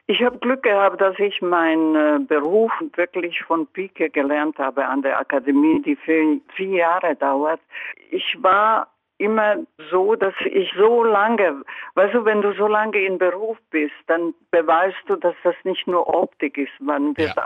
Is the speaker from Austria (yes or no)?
no; Croatia; German is a second language; moved away; in meiner Heimat